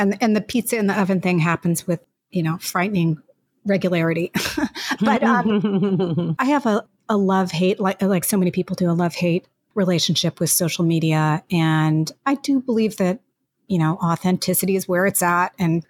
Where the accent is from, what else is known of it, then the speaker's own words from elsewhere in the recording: Mexico; born there; And actually, I was even born in another country. I was born in Mexico. My parents were expats who moved there to be inspired by a new place